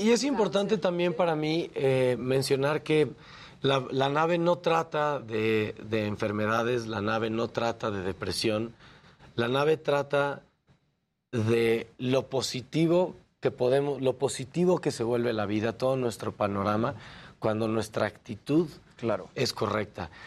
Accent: Mexico; nosotros como mexicanos creativos

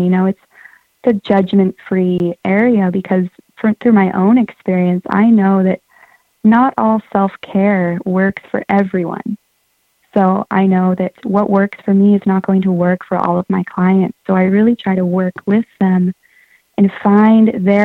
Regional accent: Santa Cruz, California, United States; I grew up in Santa Cruz

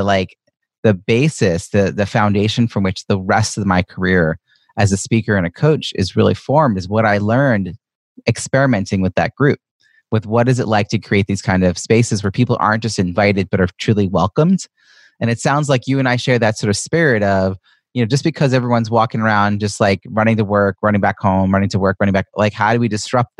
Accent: Long Island, New York, United States; moved away as an adult; now in Boston, United States; I moved to from Long Island, where I grew up, to Boston, Massachusetts, in around 2002

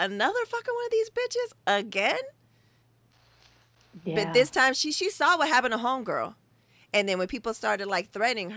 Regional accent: West Coast, United States; we're from the West Coast

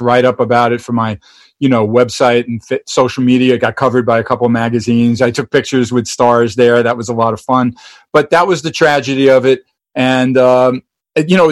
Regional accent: New York, United States; being a New Yorker

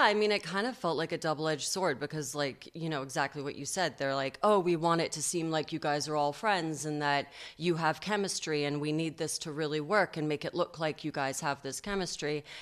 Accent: New York, United States; accent: transatlantic; also born or lived in London; I was born in London and then we moved to New York when I was five and a half. So I uh, I actually had like a little British accent and the whole thing when I was a kid and had to lose it.

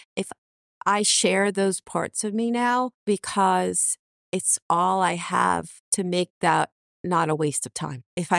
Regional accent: New York, United States; And, you know, I grew up outside of New York City.

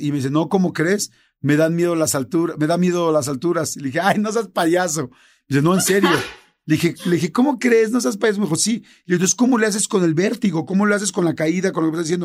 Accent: Mexico; como mexicanos

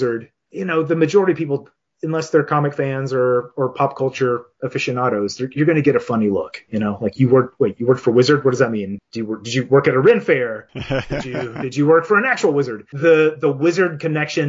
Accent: Chattanooga, Tennessee, United States; I moved back to Chattanooga, my hometown, in 2011

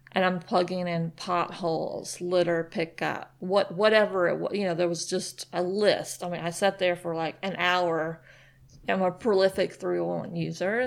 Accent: Nashville, Tennessee, United States; now in Chattanooga, United States; I'm from Nashville

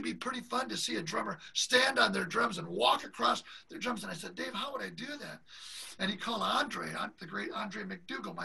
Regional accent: Detroit, Michigan, United States; my hometown of Detroit, Michigan, with my mom and dad and sister and grandmas up in the audience

